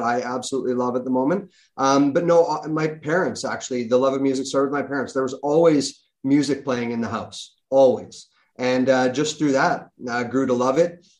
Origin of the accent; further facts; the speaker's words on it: Kelowna, British Columbia, Canada; being a journalist and being on TV in my hometown